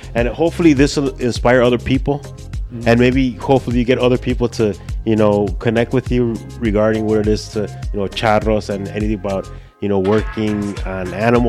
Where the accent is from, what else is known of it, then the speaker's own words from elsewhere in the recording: Chicago, Illinois, United States; also born or lived in Cicero, Illinois; I grew up like on Damon and Sir Mike and Damon. I went to St. Paul Church. That was like my grammar school when I was a kid. Mm. So then we moved to Cicero, and I spent all my time in Cicero as a teenager.